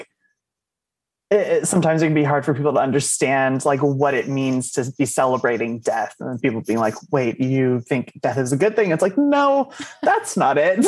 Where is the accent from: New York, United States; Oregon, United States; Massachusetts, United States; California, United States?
California, United States; Oakland; I'm from Oakland, California